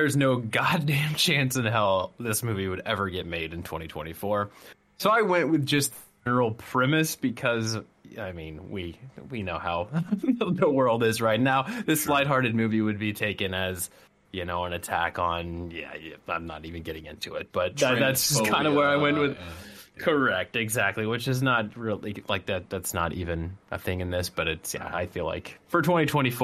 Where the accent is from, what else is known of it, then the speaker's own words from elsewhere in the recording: North Carolina, United States; I was born in North Carolina